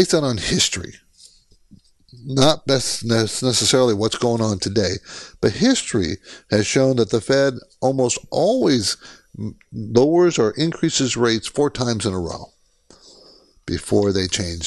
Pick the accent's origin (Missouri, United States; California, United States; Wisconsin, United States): California, United States; San Diego; also born or lived in Washington; I grew up in San Diego.